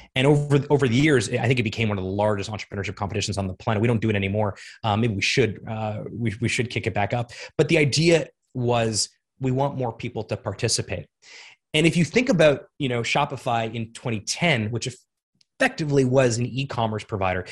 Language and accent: English; South Florida, United States; moved away as an adult; also born or lived in Montreal, Canada / Toronto, Canada / Ottawa, Canada; I grew up in South Florida